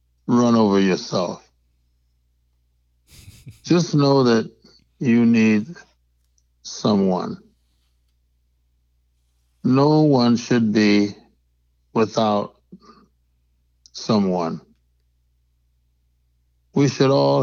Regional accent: Detroit, Michigan, United States; I hail from Detroit, Michigan.

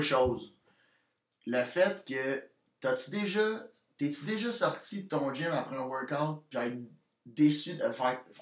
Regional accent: Victoriaville, Quebec, Canada; je viens de Victoriaville, qui est proche de Québec qui est à 40, minutes de, Québec

